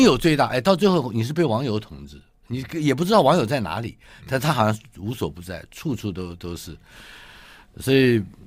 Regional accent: Taipei, Taiwan; 我出生于台北嘛

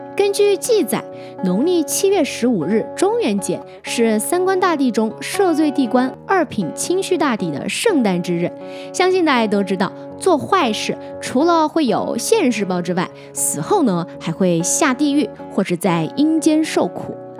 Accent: Hunan, China; moved away; 在我们湖南老家那边，每年的农历七月十五呢，我们也叫七月半

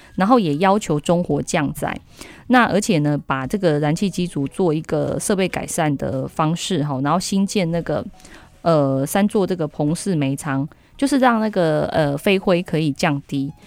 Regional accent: Taiwan; 我们台湾人

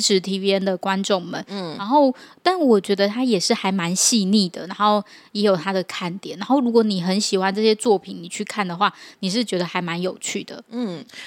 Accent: Taiwan; 我们是， 就是海外来的粉丝， 然后我们是嗯。台湾的粉丝

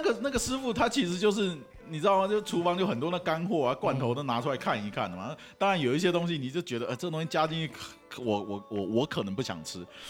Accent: Taiwan; 我台湾人很喜欢点披萨

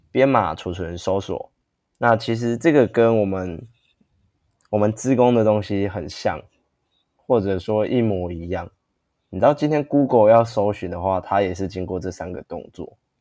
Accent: Taiwan; 我们台湾人

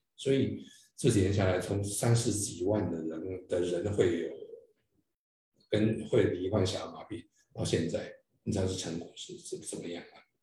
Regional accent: Taiwan; 对我们台湾而言

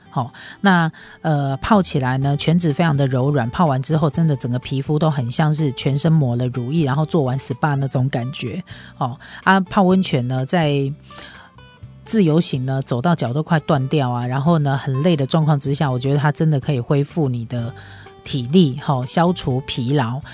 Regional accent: Taiwan; 我们台湾人

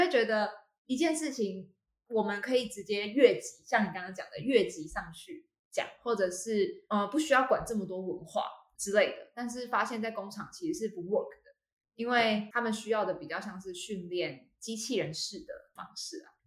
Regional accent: Taiwan; also born or lived in United Kingdom

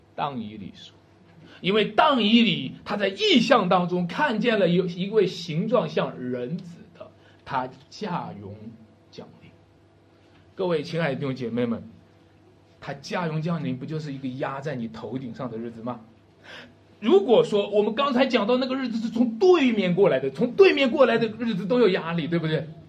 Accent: Wenshui, Shanxi, China; 文水啊是我家乡

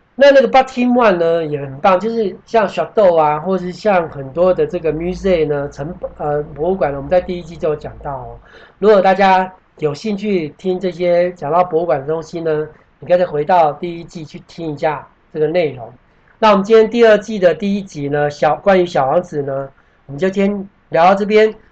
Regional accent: Taiwan; 我们台湾人

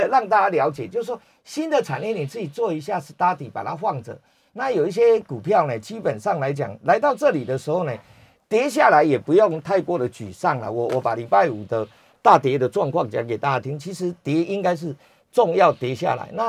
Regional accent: Taiwan; 因为我们台湾人哦不怕美股跌，怕疫情失控。

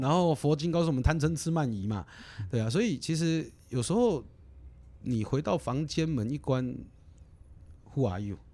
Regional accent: Kaohsiung, Taiwan; moved away as an adult; 我是高雄人，我是左营高中毕业的

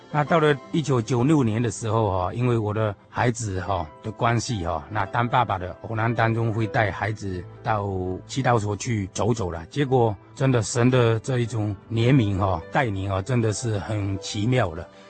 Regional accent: Fuqing, Fujian, China; moved away as an adult; now in Tokyo, Japan; 小弟的话是出生在中国大陆哈， 就是福建、福清的这个地方。我是十九岁去日本哈

